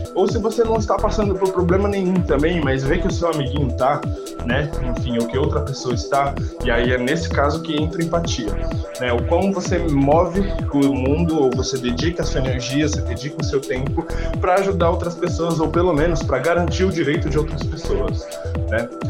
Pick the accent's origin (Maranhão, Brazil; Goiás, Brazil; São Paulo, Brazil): São Paulo, Brazil; Diadema; also born or lived in Capão Redondo, São Paulo; meu quintal é Diadema, no ABC Paulista. É, eu sou nascido do Capão Redondo, zona sul da cidade de São Paulo, mas me mudei bem cedo para Diadema. É, eu moro ainda no lugar que eu cresci